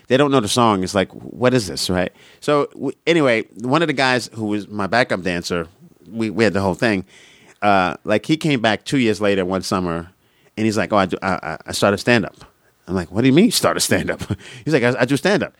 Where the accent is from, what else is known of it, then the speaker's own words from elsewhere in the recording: New York City, New York, United States; moved away; also born or lived in Boston; I'm from Brooklyn, Brooklyn